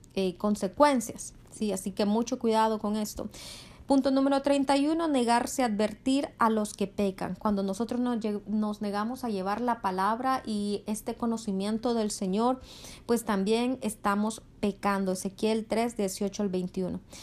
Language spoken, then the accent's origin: Spanish; Honduras; en Honduras, el país de donde yo soy